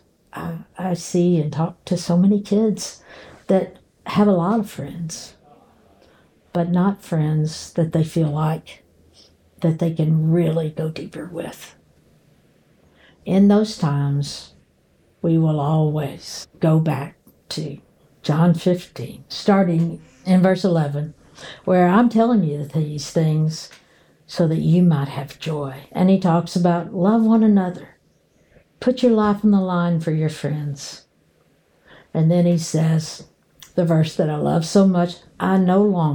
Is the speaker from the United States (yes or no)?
yes; Murray, Kentucky, United States; my hometown of Murray, Kentucky